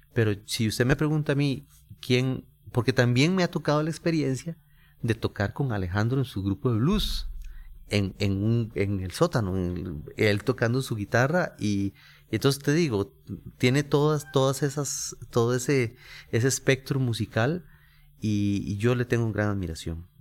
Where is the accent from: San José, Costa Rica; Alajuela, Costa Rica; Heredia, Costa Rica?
San José, Costa Rica; por ser costarricense y haber nacido en, San José y creado en el barrio Carmen de la Juela